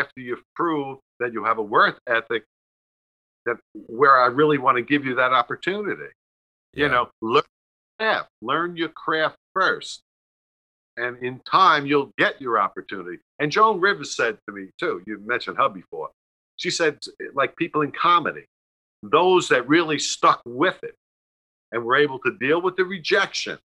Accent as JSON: {"language": "English", "town": "New York City", "region": "New York", "country": "United States", "said": "We're both from Staten Island"}